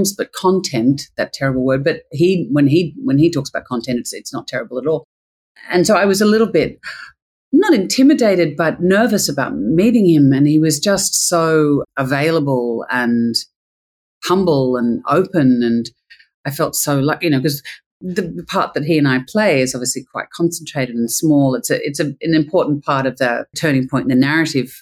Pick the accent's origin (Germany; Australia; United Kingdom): Australia; being Australian, you know, I come from a very non-hierarchical way of filmmaking